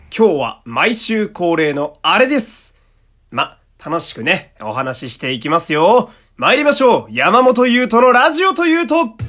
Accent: Fukui, Japan; moved away; 僕、福井県っていう土田舎の出身なんですけどね

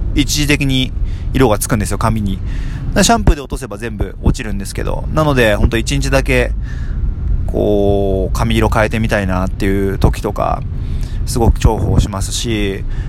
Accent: Tokyo, Japan; 僕もですね、あの、東京出身なので

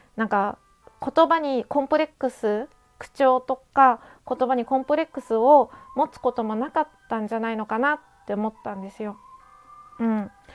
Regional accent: Japan; accent: strong regional accent (訛り); 私はこんな田舎でこんなに鉛が濃く残ってる地域にで育った

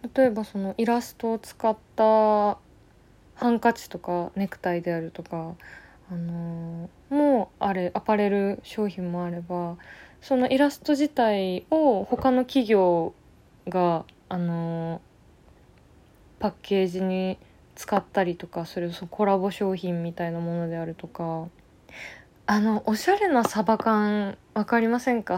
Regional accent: Tokyo, Japan; 生まれ育った東京

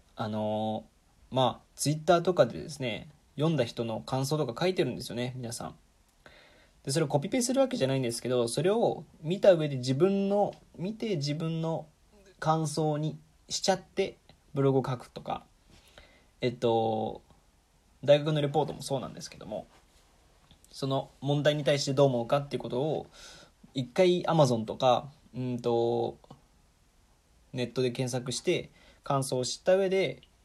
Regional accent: Nagoya, Aichi, Japan; moved away; 僕は愛知県の名古屋市出身

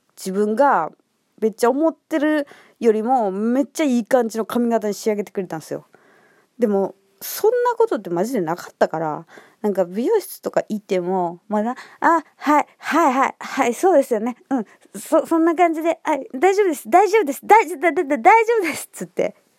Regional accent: Kansai, Japan; accent: Kansai intonation; 私のイントネーションで、「あ、関西の方ですか？」みたいな気づいてくれて

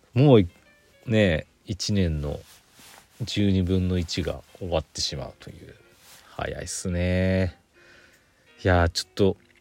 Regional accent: Aichi, Japan; moved away; 愛知県出身なんで。

